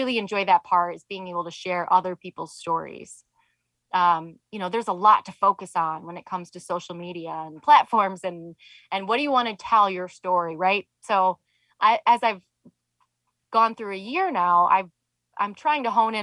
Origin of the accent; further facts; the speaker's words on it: Michigan, United States; moved away; I'm from Michigan originally.